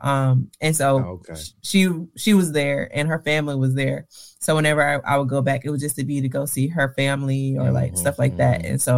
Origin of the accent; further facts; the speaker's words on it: Cantonment, Florida, United States; moved away; also born or lived in Austin, Texas; I'm actually originally from Florida.